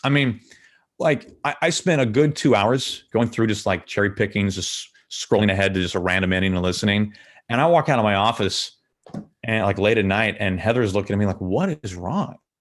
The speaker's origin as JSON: {"language": "English", "town": "St. Louis", "region": "Missouri", "country": "United States", "tie": "born or raised there", "moved": "as an adult", "said": "my hometown teams in Saint Louis"}